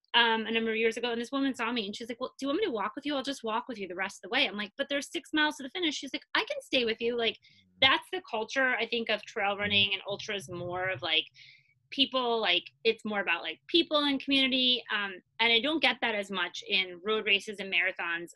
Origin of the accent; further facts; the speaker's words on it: Long Island, New York, United States; moved away as an adult; now in Brooklyn, United States; I I grew up in Long Island.